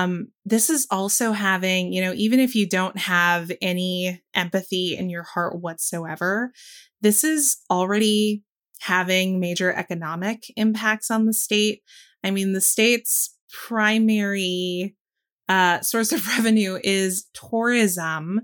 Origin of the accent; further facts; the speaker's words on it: Orlando, Florida, United States; born there; Yeah, I was born in Orlando. I can shit talk.